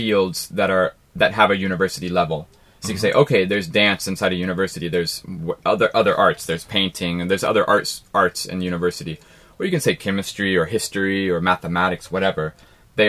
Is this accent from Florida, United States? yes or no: no; Ohio, United States; moved away; I came from Ohio in America